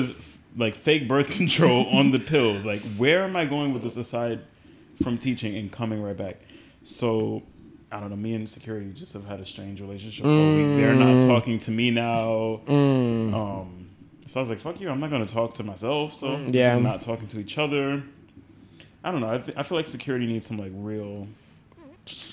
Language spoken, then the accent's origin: English; New York City, New York, United States; Brownsville. I grew up in Brownsville. I went to school in Brownsville.